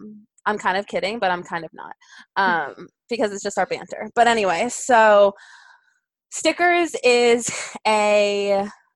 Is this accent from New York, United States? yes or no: yes; New York, United States; did you know I'm from there? Did you know that I grew up there? Did you know that I spent all my weekends in New York City?